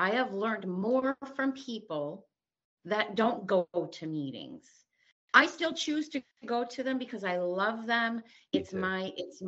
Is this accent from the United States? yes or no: yes; Connecticut, United States; I'm from Connecticut. You're talking to me in Connecticut.